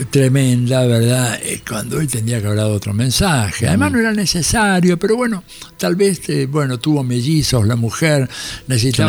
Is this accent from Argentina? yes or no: yes; Argentina; nosotros pobres argentinos